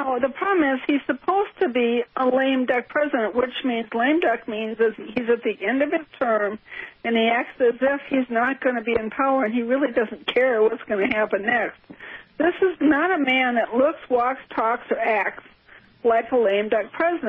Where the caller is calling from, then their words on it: Wisconsin, United States; Hi, this is … from Wisconsin.